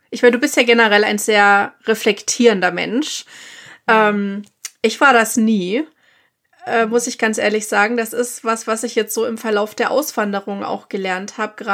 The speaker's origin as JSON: {"language": "German", "country": "Germany", "moved": "as an adult", "lives_now": "United States", "said": "wie man so als Deutscher gerade auch erzogen ist."}